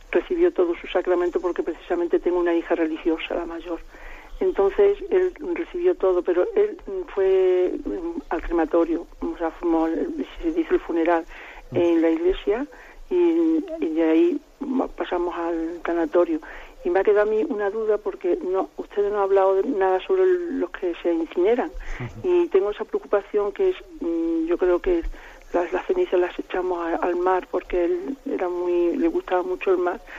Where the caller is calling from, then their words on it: Salamanca, Castile and León, Spain; de Salamanca.